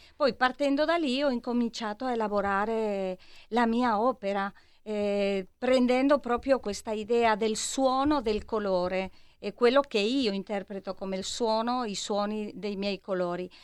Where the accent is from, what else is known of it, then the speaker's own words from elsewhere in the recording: Madrid, Community of Madrid, Spain; Italian is a second language; now in Milan, Italy; sono una milanese di Madrid o una madrilena di Milano